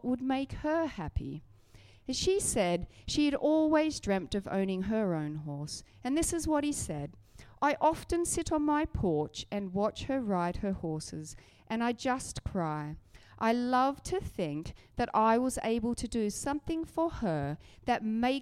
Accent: Australia; now in Surrey, United Kingdom; I grew up riding in Australia

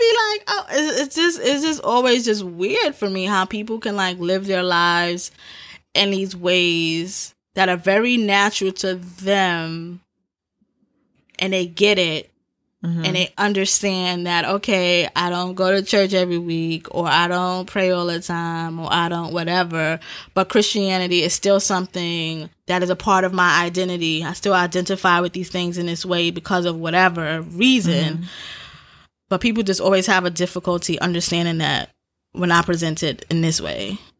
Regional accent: United States; And we are American, too.

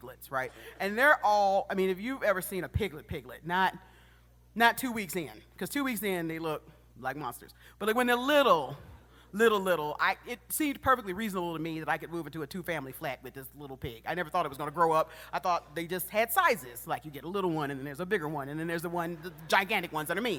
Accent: Detroit, Michigan, United States; also born or lived in Macon, Georgia; I was born in Macon, Georgia, and would spend my summers there, and then during the school year, I'd be in Detroit, Michigan

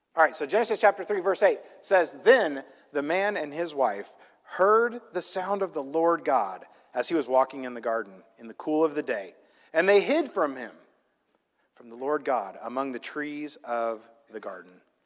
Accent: Illinois, United States; now in California, United States; I grew up in this little, tiny, tiny, small town in Illinois in the middle of a cornfield

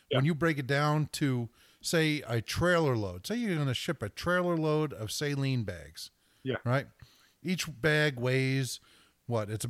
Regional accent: Bayonne, New Jersey, United States; My hometown of Bayonne, New Jersey

